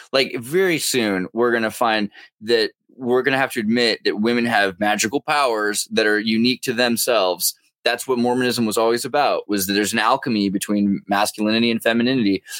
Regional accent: California, United States; as a Californian

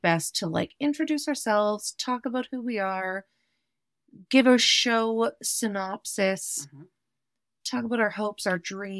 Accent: Calgary, Alberta, Canada; also born or lived in Winnipeg, Manitoba; I am from Winnipeg, Manitoba originally, but I've grown up in Calgary, Alberta.

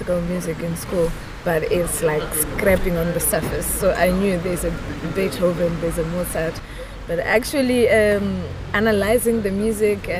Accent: Zimbabwe; I'm coming from Zimbabwe

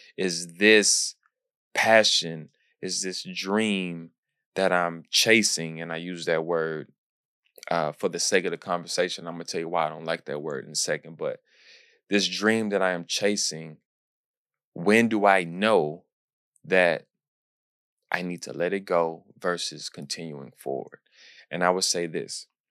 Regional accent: Houston, Texas, United States; my hometown, Houston

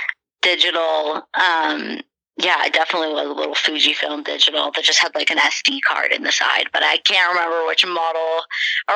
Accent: Mansfield, Ontario, Canada; also born or lived in Newmarket, Ontario / Barrie, Ontario; I was born in Newmarket, raised in Barrie for a few years until about grade two. And then I moved to Mansfield, it's called. It's very small, kind of little town next to a ski hill in the country, in Ontario as well. But then I stayed there all through high school

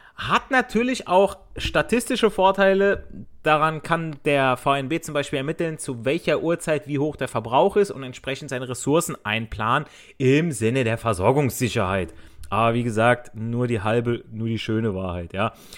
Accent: Italy; now in Germany; ich als Italiener

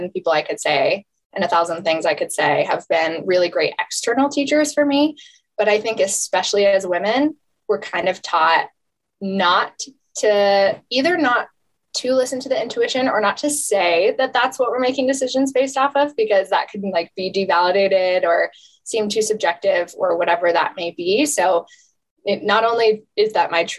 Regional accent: just north of Denver, Colorado, United States; I grew up 20 minutes from where I'm sitting now in just north of Denver, and we're based in Denver.

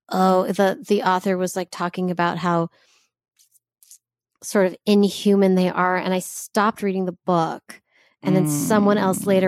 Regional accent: United States; like growing up Jewish, there's a lot that can be told. And it's been an interesting journey for me growing up in America with, you know, access to people from all over the place.

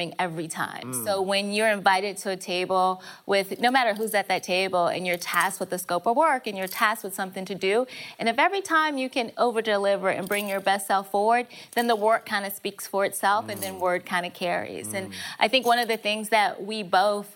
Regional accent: Berkeley County, South Carolina, United States; also born or lived in Baltimore, Maryland; I was born in Baltimore, and then my father moved us to a small town in Berkeley County in South Carolina.

